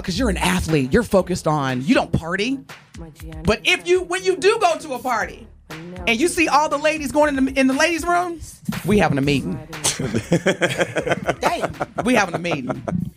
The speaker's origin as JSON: {"language": "English", "region": "Indiana", "country": "United States", "said": "I'm from Indiana"}